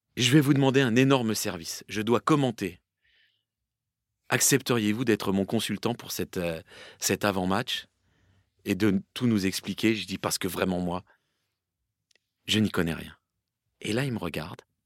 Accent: Seine-et-Marne, Île-de-France, France; moved away; also born or lived in Paris / Valloire; Je suis né à Paris et débute en Seine-et-Marne. Et je joue en Seine-et-Marne dans un petit club

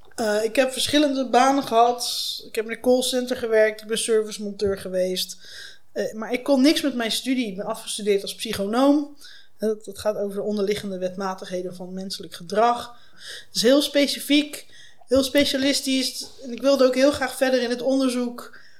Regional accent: North Brabant, Netherlands; also born or lived in Leiden / Delft / Utrecht / China; now in The Hague, Netherlands; Ik ben geboren in West-Brabant

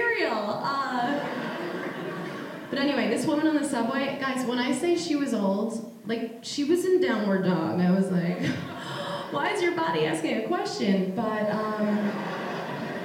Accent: Long Island, New York, United States; I was the only Jewish kid in my town, and I grew up on Long Island

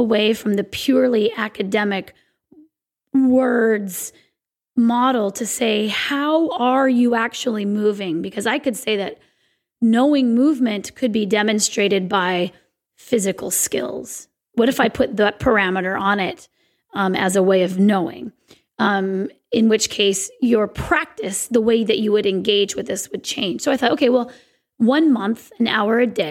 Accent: Sequim, Washington, United States; my hometown of Squim, Washington

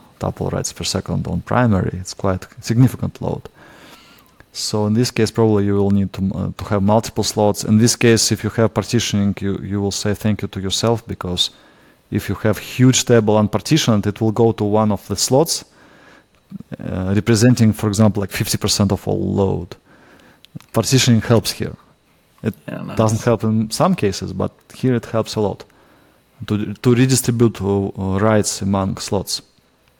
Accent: Russia; accent: Russian; English is a second language; my Russian accent

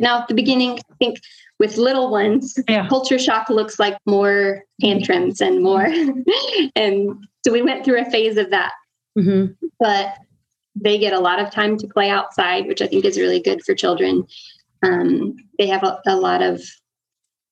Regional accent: United States; moved away as an adult; now in Honduras; I grew up homeschooled in the States

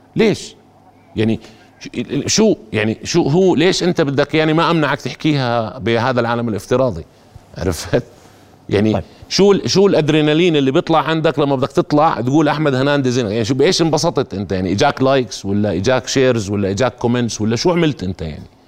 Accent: Jordan; انا كمواطن اردني

